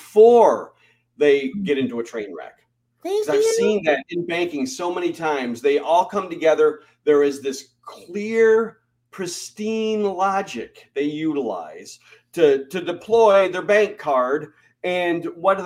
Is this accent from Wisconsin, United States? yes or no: no; Michigan, United States; moved away as an adult; also born or lived in North Carolina; I grew up in Michigan, where we celebrated Labor Day.